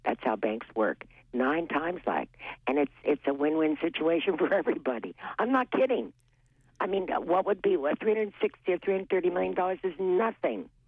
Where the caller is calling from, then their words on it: Appleton, Maine, United States; Hi, Amy. It's … from Appleton.